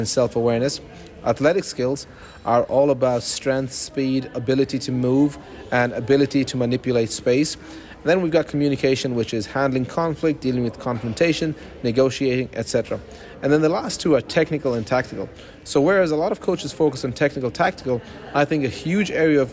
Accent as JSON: {"language": "English", "country": "Ireland", "moved": "yes", "lives_now": "Austria", "said": "Ireland, 100%. I'm Irish."}